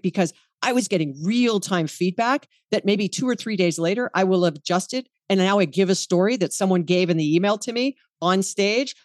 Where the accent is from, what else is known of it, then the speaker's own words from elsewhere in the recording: Hawaii, United States; I was born and raised in Hawaii.